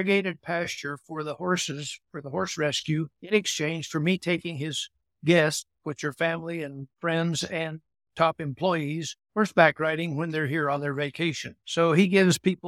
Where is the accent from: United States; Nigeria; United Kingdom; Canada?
United States; Safford, Arizona; moved away as an adult; also born or lived in New Mexico / Colorado / Star Valley, Wyoming; now in Jackson Hole, United States; Born and raised in Arizona